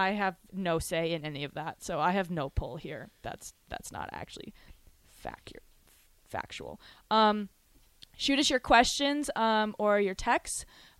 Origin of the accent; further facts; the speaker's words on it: Rapid City, South Dakota, United States; moved away; I am from Rapid City, South Dakota.